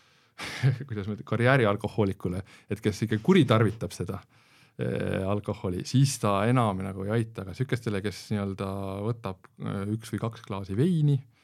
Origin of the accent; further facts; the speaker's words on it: Estonia; kõik oleme eestlased, Eesti patrioodid